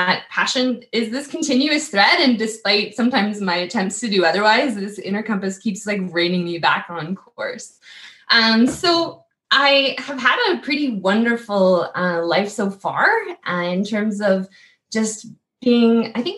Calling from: Saskatoon, Saskatchewan, Canada; So I'm joining you from Saskatoon at home office headquarters, Treaty 6 territory.

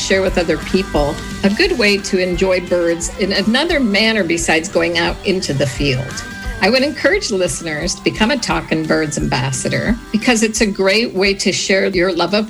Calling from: Orlando, Florida, United States; I'm calling from Orlando, Florida.

